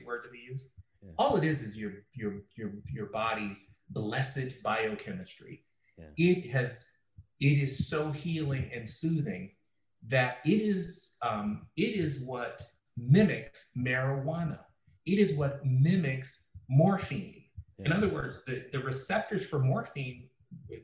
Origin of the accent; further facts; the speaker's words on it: Chicago, Illinois, United States; I grew up in Chicago